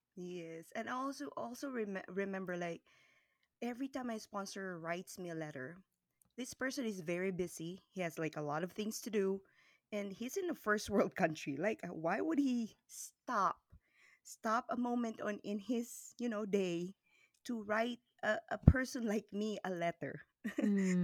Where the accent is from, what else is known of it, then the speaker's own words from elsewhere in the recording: the middle part of the Philippines, Visayas, Philippines; now in Dallas, United States; I was born and raised in the Philippines, in the middle part of the Philippines to a very poor family